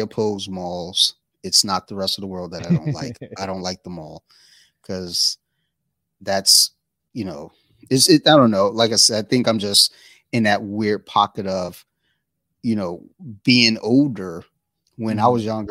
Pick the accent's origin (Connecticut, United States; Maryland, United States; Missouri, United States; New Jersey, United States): Maryland, United States; Columbia; I grew up in Columbia, Maryland